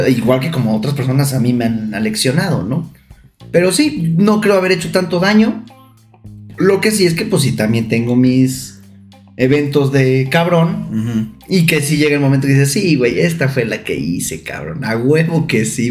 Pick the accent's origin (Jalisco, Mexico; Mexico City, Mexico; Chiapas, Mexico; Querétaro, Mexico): Querétaro, Mexico; Santiago de Querétaro; now in Puebla, Mexico; Yo soy de Querétaro, Querétaro, Querétaro